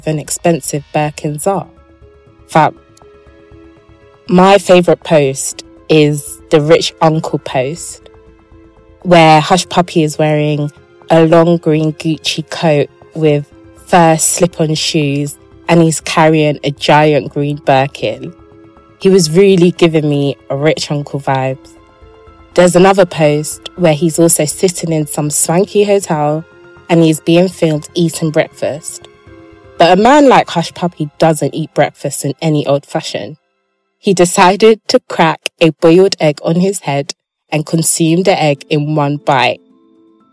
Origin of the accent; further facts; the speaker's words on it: England, United Kingdom; accent: English; my accent is just too brothelized. Yeah, basically it's too English.